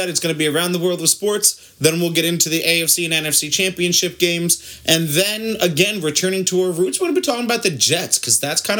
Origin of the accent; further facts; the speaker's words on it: Ireland; Obviously, I'm Irish.